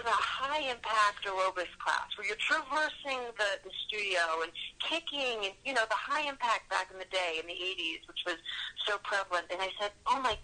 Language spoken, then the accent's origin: English; Yonkers, New York, United States; I grew up in Yonkers, which is Westchester County.